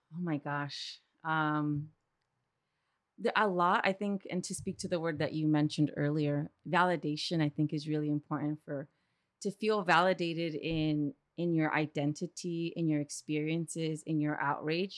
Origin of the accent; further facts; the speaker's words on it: East Los Angeles, California, United States; I'm from East L